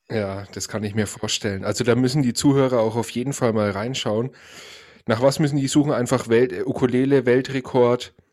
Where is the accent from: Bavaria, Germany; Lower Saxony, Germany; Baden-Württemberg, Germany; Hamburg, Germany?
Bavaria, Germany; Franconia; Ich als Franke